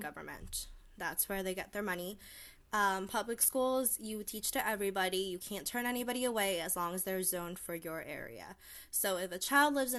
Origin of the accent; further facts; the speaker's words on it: Pennsylvania, United States; When I grew up in Pennsylvania, it was the PSSAs